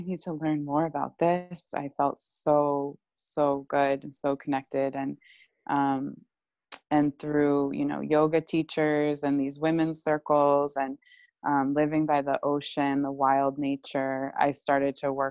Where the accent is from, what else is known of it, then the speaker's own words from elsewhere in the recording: United States; growing up in the States